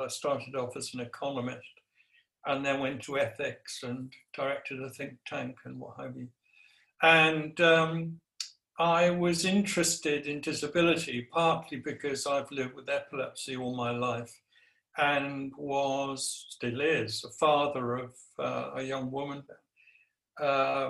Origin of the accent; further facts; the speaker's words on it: Guernsey; now in Nottingham, United Kingdom; I was brought up in Guernsey, so I'm an islander.